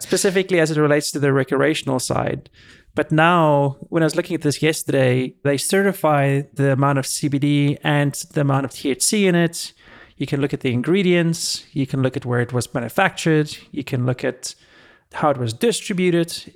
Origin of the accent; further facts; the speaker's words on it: South Africa; now in California, United States; when I was growing up in South Africa